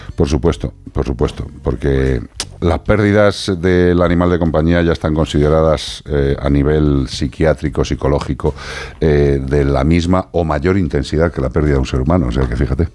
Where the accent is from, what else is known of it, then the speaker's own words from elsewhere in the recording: Galicia, Spain; yo soy tauro y gallego